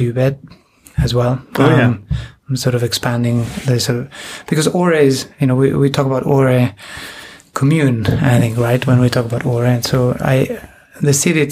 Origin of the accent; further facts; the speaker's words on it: Buenos Aires, Argentina; moved away as an adult; also born or lived in Spain; I was born in Spain, from a Peruvian mother and a Spanish father, and we moved to Argentina when I was about six. So, and I'm the oldest of three, so we all grew up. You know, that move caught us at different ages, but I spent most of my young life in Argentina